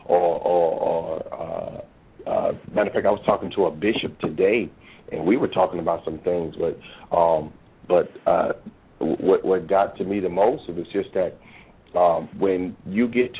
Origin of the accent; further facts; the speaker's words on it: New York City, New York, United States; because I'm honestly from New York. I'm from the Bronx.